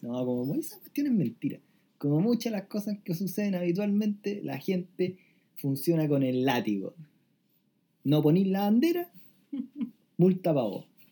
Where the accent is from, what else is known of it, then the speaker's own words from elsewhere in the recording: Chile; como ciudadanos chilenos